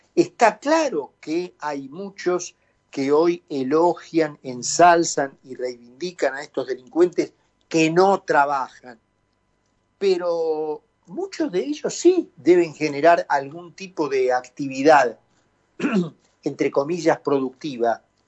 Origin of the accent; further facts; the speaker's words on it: Argentina; hemos llegado los argentinos